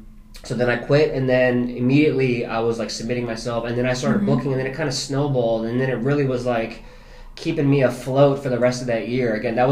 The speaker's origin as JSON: {"language": "English", "region": "New Jersey", "country": "United States", "said": "I'm a Jersey boy, and I'm a full-on Jersey boy, like, to the T. I'm so East Coast. I've always had New York in my backyard."}